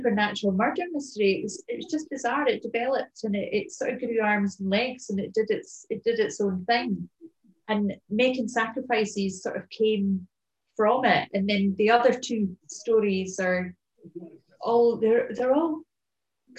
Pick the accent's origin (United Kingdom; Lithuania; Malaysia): United Kingdom; Edinburgh, Scotland; moved away as an adult; also born or lived in Somerset / Wiltshire / France; now in Kintyre, United Kingdom; I've lived there for 40 odd years and it's my hometown